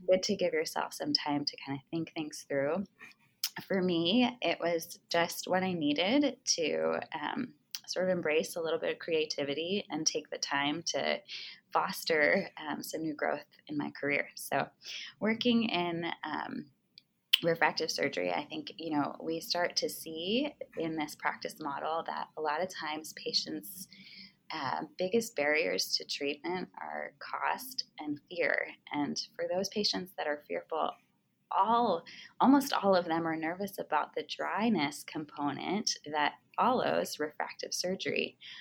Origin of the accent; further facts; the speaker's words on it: East Coast, United States; moved away as an adult; also born or lived in Arizona; I was born and raised on the East Coast